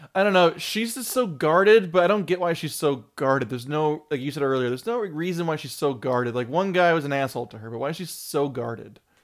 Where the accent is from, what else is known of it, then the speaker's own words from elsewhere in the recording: California, United States; we grew up in California